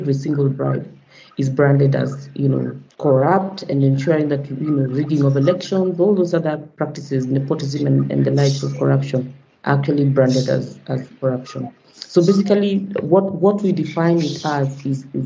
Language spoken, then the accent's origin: English; Kenya; I hail from Kenya